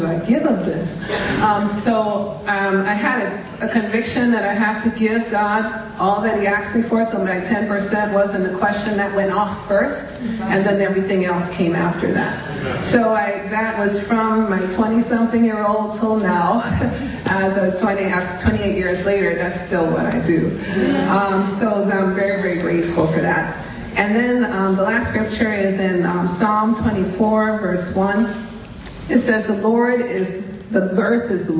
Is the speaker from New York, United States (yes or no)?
yes; New York City, New York, United States; I grew up in Brooklyn.